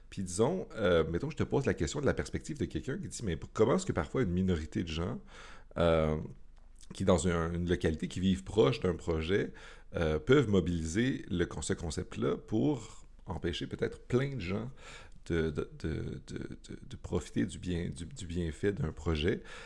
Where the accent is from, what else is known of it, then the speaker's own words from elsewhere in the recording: Montreal, Quebec, Canada; moi, en tant que Montréalais